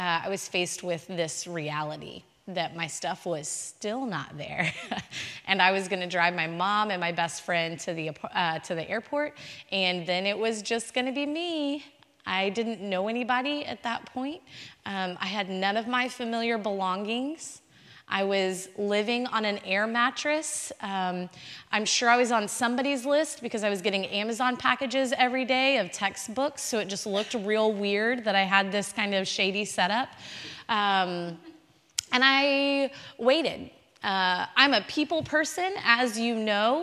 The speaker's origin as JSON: {"language": "English", "town": "Houston", "region": "Texas", "country": "United States", "tie": "born or raised there", "also_born_or_lived": "College Station, Texas", "moved": "as an adult", "said": "I born and raised in Houston, Texas."}